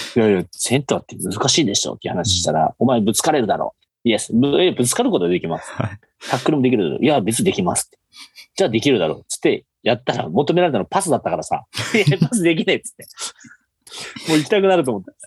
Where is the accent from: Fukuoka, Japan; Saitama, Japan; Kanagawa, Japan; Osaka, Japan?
Fukuoka, Japan; もともともうずっと福岡で生まれて、福岡で育ったという感じですね